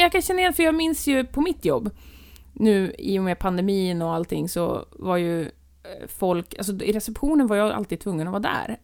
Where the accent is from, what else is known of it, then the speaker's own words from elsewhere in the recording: Härnösand, Västernorrland County, Sweden; moved away; jag befann mig hemma i Härnösand